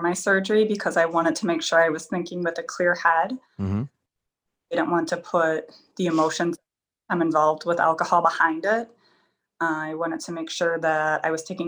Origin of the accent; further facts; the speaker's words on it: Wisconsin, United States; I'm from Helen